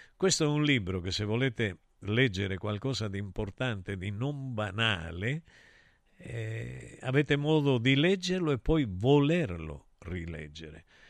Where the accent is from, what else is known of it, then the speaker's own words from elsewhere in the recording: Calabria, Italy; parlo della mia Calabria, io la considero una nazione